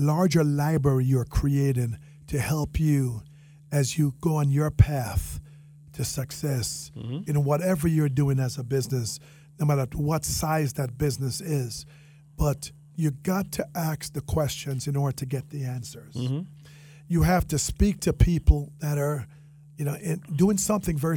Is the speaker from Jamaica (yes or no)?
yes; Jamaica; accent: Jamaican; now in Palm Beach County, United States; my Jamaican accent